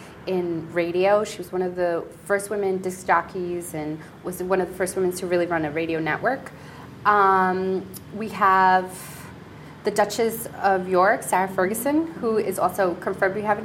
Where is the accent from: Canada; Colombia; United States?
Colombia; moved away; I was born in Colombia, Hispanic